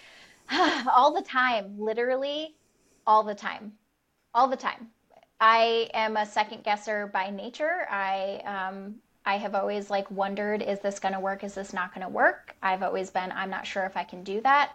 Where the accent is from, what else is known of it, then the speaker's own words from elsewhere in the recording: United States; first language English; also born or lived in Rhode Island / Michigan; white woman who was born in the United States. My native language is English